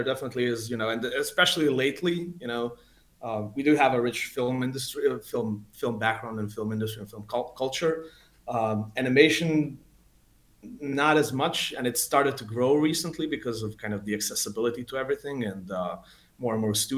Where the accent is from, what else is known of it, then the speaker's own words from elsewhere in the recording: Belgrade, Serbia; I'm from Belgrade in Serbia. I've been born here. I've lived here all my life.